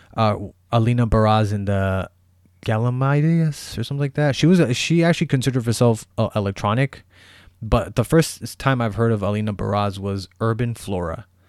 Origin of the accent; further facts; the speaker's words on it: Bay Area, California, United States; I am from the Bay Area